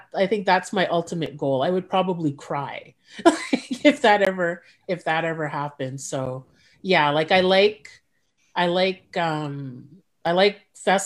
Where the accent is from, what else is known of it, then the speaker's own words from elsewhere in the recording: Montreal, Quebec, Canada; now in Ottawa, Canada; I'm from Montreal, so I stayed at my sister's house.